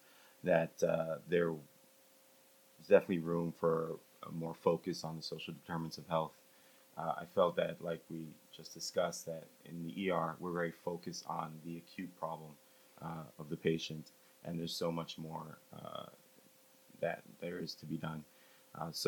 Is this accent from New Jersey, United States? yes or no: yes; New Jersey, United States; moved away as an adult; also born or lived in Miami; now in Atlanta, United States; I grew up in New Jersey